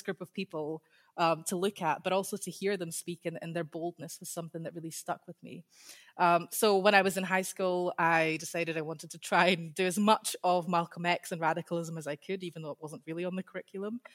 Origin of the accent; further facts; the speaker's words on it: Scotland, United Kingdom; accent: Scottish; I have a Scottish accent. So I grew up in Scotland.